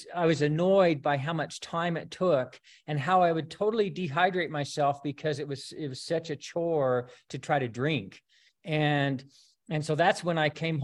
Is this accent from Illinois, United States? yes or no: no; Rexburg, Idaho, United States; I grew up in Rexburg